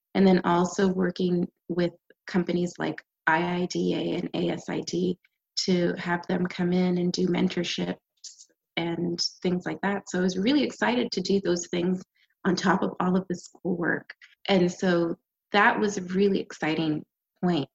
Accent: Canada; moved away as an adult; also born or lived in Jamaica / New York / Los Angeles; now in United States; I am Canadian, and uh, my parents are Jamaican, and we migrated to the U.S. and I came here for school, uh, undergrad, and I stayed

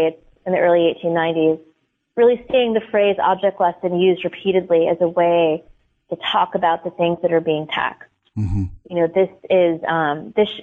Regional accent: Boston, Massachusetts, United States; now in Milwaukee, United States; That's where I'm from, Boston, but I live in Milwaukee now

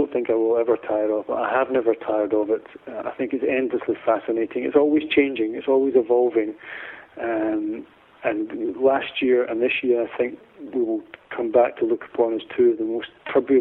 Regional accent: Glasgow, Scotland, United Kingdom; I'm from Glasgow

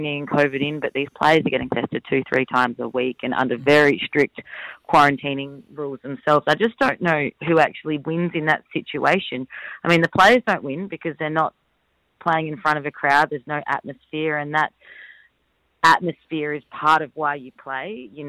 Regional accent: Adelaide, South Australia, Australia; moved away; also born or lived in Perth; I'm from Adelaide, lived in Perth

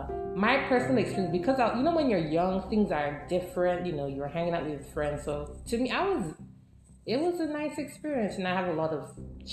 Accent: Nigeria; now in United States; I'm originally from Nigeria.

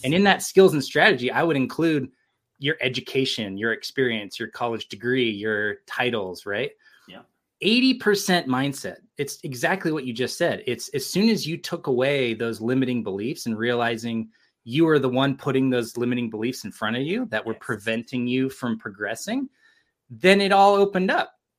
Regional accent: California, United States; now in Provo, United States; I've been here since 2001. I grew up in California but this is my home now

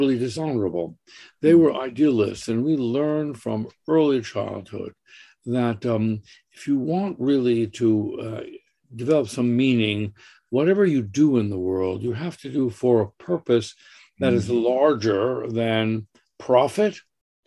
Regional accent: New York City, New York, United States; also born or lived in Switzerland; And I grew up in the Bronx. We came to America and we settled in the Bronx

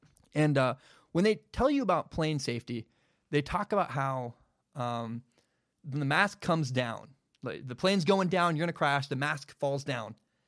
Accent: Oregon, United States; I'm from Oregon.

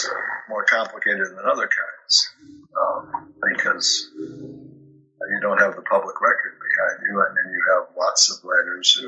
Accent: Minneapolis, Minnesota, United States; moved away; growing up in Minneapolis and living in a very nice part of town

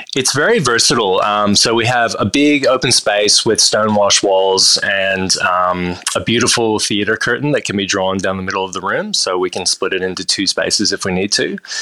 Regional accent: Austin, Texas, United States; moved away as an adult; also born or lived in Toronto, Canada; now in Australia; grew up in Austin, Texas, but uh, both of my parents were Australian, so they emigrated to Canada before I was born. I was born in Toronto, and then um, we made our way down to Texas a few years later

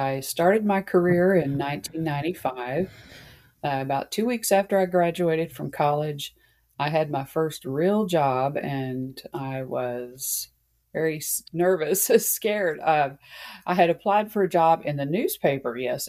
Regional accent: Hood County, Texas, United States; Hood County in my hometown

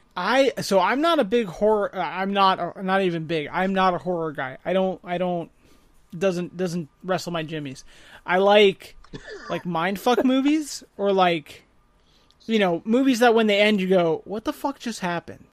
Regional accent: Blairstown, New Jersey, United States; moved away as an adult; I grew up in Warren County, um, three, two traffic lights, three pizza places

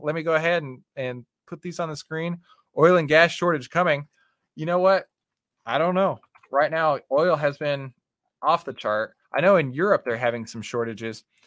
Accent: Texas, United States; I'm from Texas. We, we, we don't always have the best diction

